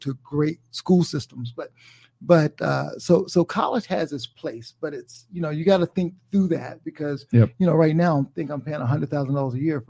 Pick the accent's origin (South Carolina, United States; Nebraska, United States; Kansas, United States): South Carolina, United States; I'm from South Carolina, right?